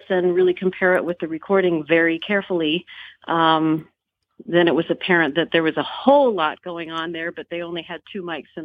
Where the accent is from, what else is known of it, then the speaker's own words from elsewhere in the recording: Des Moines, Iowa, United States; also born or lived in Grand Rapids, Michigan; I grew up in Des Moines